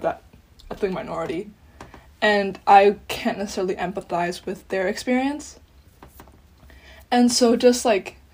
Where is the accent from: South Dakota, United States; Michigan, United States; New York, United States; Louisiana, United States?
New York, United States; Great Neck; also born or lived in Myanmar; now in Ithaca, United States; basically lived my entire life in Great Neck, Long Island, until I moved here to Ithaca